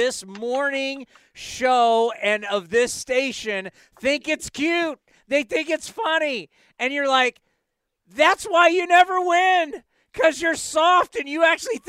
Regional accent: San Diego, California, United States; as you know, I'm from San Diego.

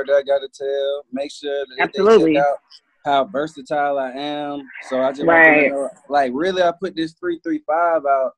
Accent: Birmingham, Alabama / Anniston, United States; now in Atlanta, United States; I'm from Birmingham, Alabama. By the way, Anniston, Alabama. But I've been in Atlanta for over 10 years

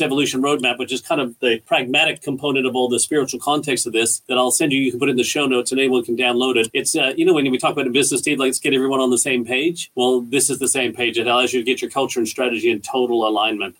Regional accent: Canada; moved away as an adult; now in Australia; We're Canadian people um, we're really proud Canadians, but we're also really thankful for the great country that Australia is that we've called home now for the past 12, 13 years

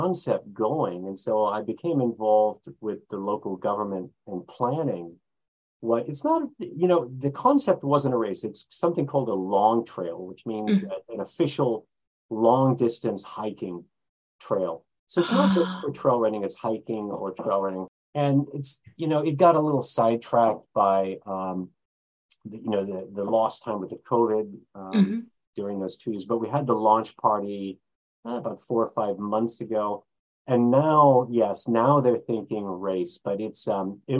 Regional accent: California, United States; now in Japan; California, my hometown is historical or was historical

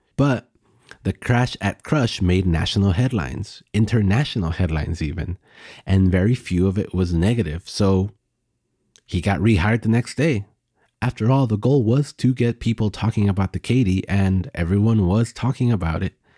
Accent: Texas, United States; my home state of Texas

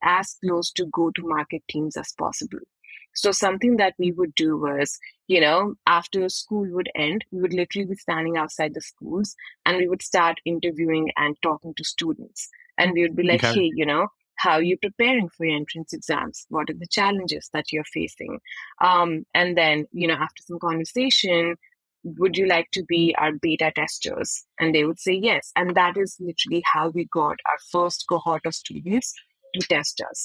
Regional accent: New Delhi, Delhi, India; moved away; I'm from India, as you can guess from my accent. I was born and brought up in the capital city of New Delhi

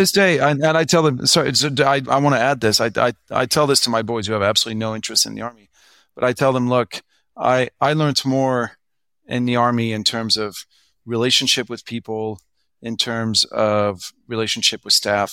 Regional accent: France; English is a second language; moved away as an adult; also born or lived in United States; now in Hong Kong; I was born in France. Both my parents are French.

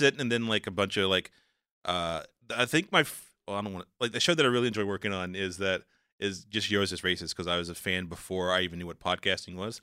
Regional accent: the South, United States; I'm a black guy, I'm from the South

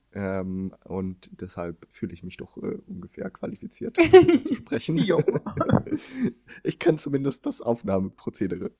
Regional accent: Germany; moved away; also born or lived in Sweden; ich eben als Deutscher

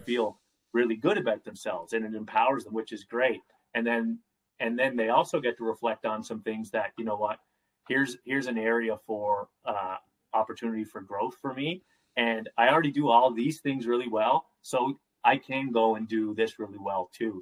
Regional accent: Nova Scotia, Canada; I'm from Nova Scotia

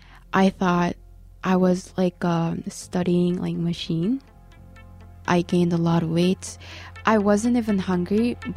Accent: Canada; But if like someone asks, are you Korean or are you Canadian? Then I'm going to say I'm Korean Canadian.

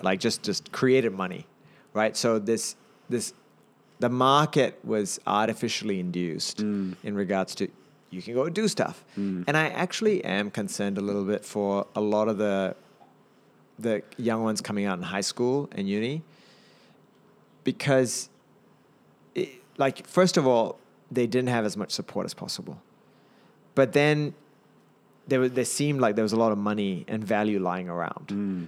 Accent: Napier, Hawke's Bay, New Zealand; also born or lived in Auckland, New Zealand; I'm a Kiwi went to Napier Boys and University of Auckland

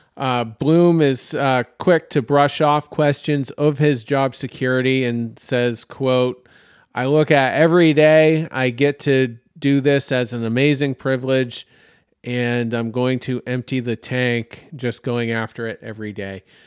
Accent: Maine, United States; now in Myrtle Beach, United States; my home state of Maine

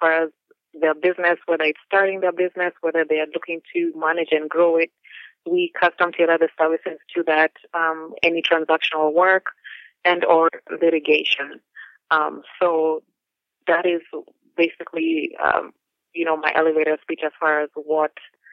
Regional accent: Nairobi, Kenya; moved away as an adult; now in Wisconsin, United States; I grew up in Nairobi and I came as a student

